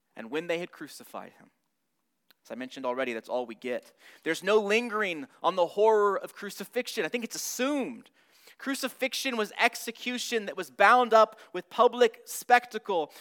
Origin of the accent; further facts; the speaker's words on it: Southern California, United States; moved away; I'm from Southern California.